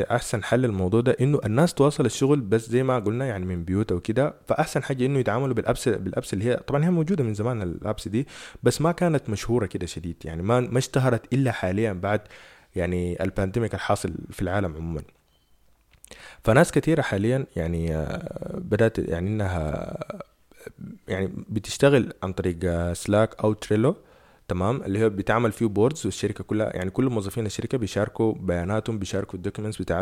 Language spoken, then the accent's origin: Arabic; Sudan; احنا مثلا عندنا في السودان سرعة النت هي اصلا للاسف الشديد